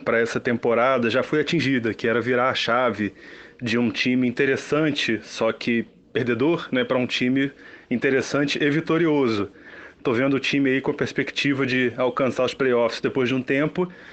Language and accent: Portuguese; Rio de Janeiro, Brazil; sou do Rio de Janeiro